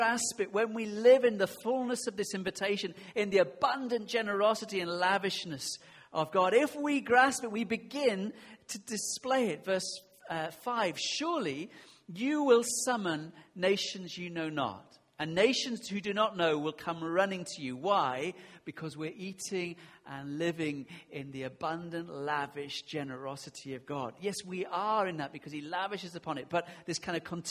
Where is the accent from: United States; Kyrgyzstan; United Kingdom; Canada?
United Kingdom; we're very British